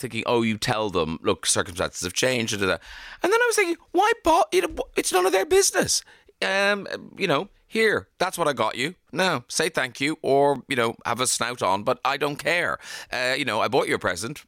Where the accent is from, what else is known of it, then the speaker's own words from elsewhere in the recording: Ireland; We're such an Irish family.